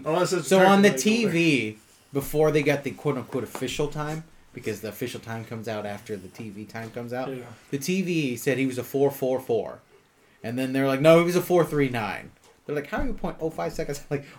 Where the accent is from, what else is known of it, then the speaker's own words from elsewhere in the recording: the South, United States; I ain't no Yankee. I'm from the South.